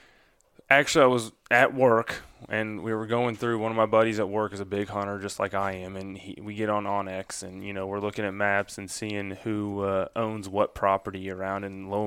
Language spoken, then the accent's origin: English; Grand Pass, Missouri, United States; now in Columbia, United States; I grew up in Grand Pass, the big old town of Grand Pass. I'm a river rat through and through. I grew up in the river bottoms, and that's, you know, that's where I still hunt a lot of the times. I live in Columbia now